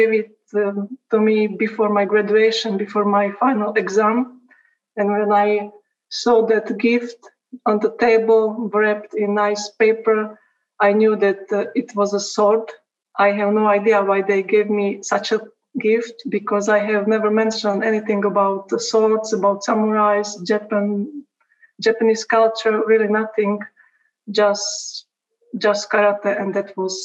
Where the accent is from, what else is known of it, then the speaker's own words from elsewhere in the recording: Slovakia; now in Kosice, Slovakia; I just started my study at university in the city I live now, which is 70 kilometers